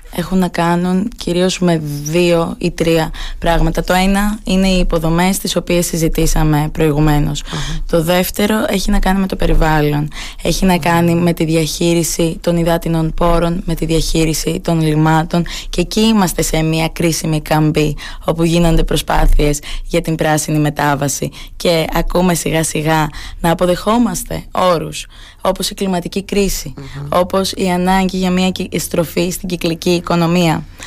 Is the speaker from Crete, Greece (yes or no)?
yes; Phaistos, Crete, Greece; also born or lived in Oxford, United Kingdom; στον τόπο μου